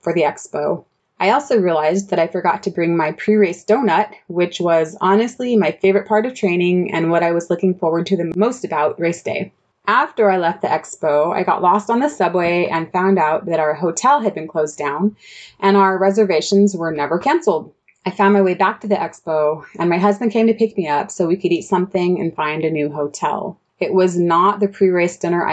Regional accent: Southern California, United States; moved away as an adult; also born or lived in Central Germany; now in Germany; I'm originally from Southern California

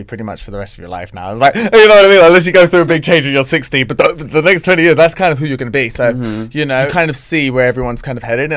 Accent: London, United Kingdom; now in Los Angeles, United States; I'm a guy from London. Do you know what I mean? Like, I live

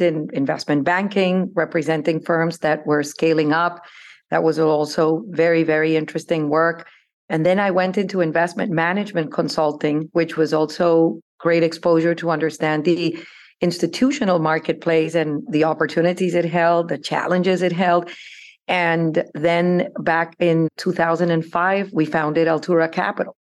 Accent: Bogotá, Colombia; moved away as an adult; I grew up in Colombia. I was born in, in Bogota, Colombia.

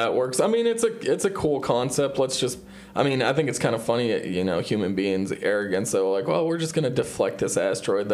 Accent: Erie, Pennsylvania, United States

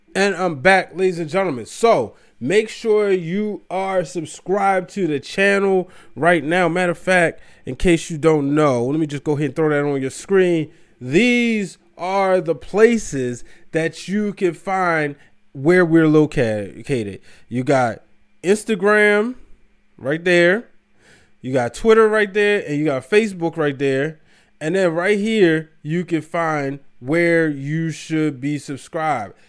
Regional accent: Baltimore, Maryland, United States; I left because I'm from Baltimore, Maryland. I wanted to be back in Baltimore

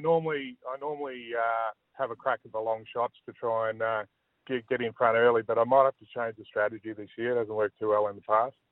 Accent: Tasmania, Australia; moved away; when I grew up in Tassie, I played a lot of cricket

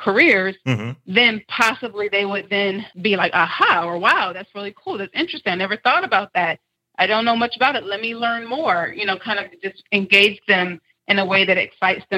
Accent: Decatur, Georgia, United States; I grew up in DeKalb County schools in mm-hmm. Decatur, Georgia

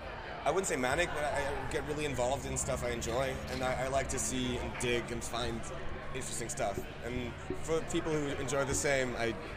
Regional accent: Switzerland; Also, we're from Switzerland, and that's a fairly secular part of the world

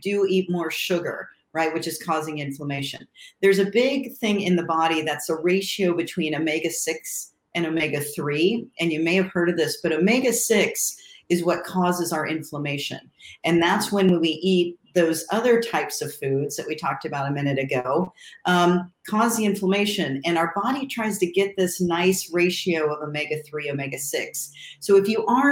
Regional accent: Ohio, United States; when I grew up in Ohio, and I was in the suburbs

